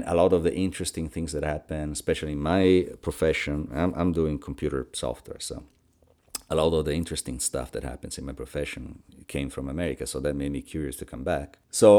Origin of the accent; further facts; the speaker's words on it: Crema, Lombardy, Italy; I was born in 1957 in Crema, which is a small town in northern Italy. I was born and raised in that little town until, you know, through my early 20s and beyond.